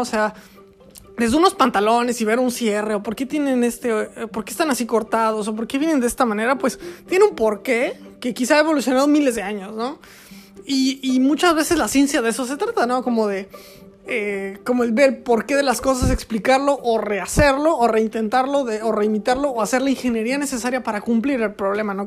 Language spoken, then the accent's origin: Spanish; Querétaro, Mexico; moved away; yo vivo en Querétaro, o bueno, viví en Querétaro, o soy de Querétaro, que es en México